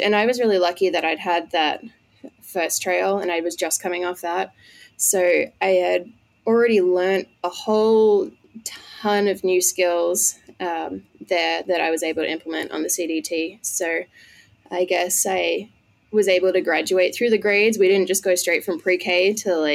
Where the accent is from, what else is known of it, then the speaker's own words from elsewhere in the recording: Australia; moved away as an adult; also born or lived in Colorado; now in United States; I am from Australia